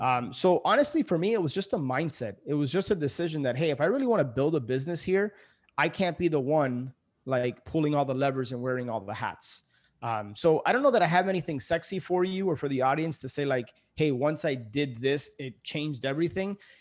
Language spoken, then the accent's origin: English; Miami, Florida, United States; also born or lived in New York City; I ended up moving back into my parents' house. So, I, I moved from New York City back to Miami.